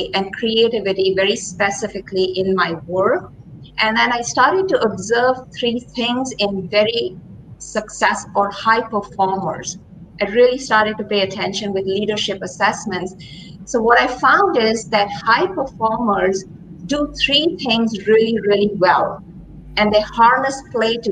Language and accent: English; India; moved away as an adult; now in Ohio, United States; I grew up during times in India of a lot of social and political turmoil.